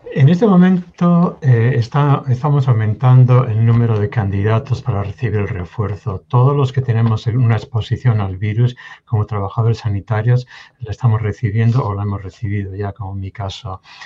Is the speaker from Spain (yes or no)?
yes; Spain; moved away as an adult; now in Kansas, United States; yo soy natural de España, nací en España, crecí en España